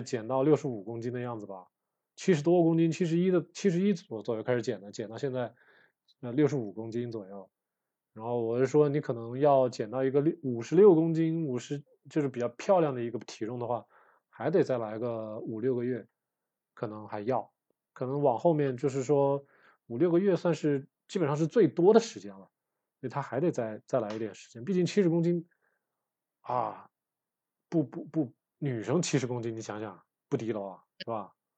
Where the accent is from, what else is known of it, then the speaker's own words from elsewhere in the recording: Wuhan, Hubei, China; 我也算是北方人嘛，这个小时候在武汉长大，就是吃面长大的呀